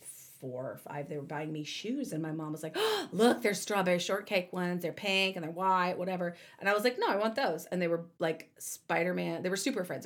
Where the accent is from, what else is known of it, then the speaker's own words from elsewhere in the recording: the South, United States; growing up in the South